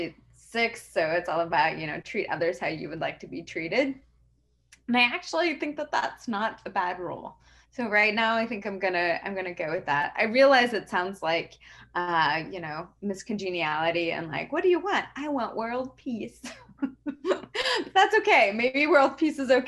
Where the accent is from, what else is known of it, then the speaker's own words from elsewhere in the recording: Arizona, United States; I grew up in Arizona